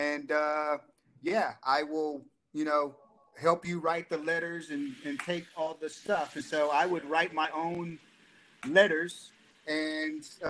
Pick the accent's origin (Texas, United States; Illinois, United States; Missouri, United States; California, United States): Texas, United States; Dallas; I grew up in Dallas, Texas